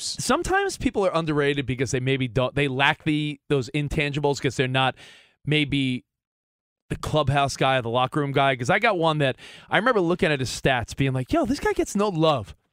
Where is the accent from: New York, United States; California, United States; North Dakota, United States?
New York, United States; I grew up in New York